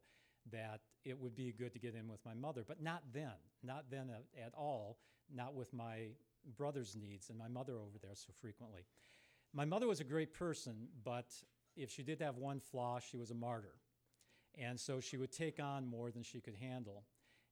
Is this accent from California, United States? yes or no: no; Sault Ste. Marie, Michigan, United States; moved away as an adult; my hometown of Sault Ste. Marie up in the UP when I was a very young kid